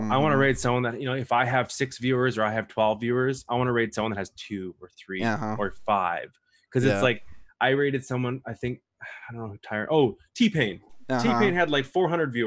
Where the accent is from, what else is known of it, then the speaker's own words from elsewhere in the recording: Winnipeg, Manitoba, Canada; now in Calgary, Canada; I am from Canada. Mm-hmm. I'm originally from Winnipeg, Manitoba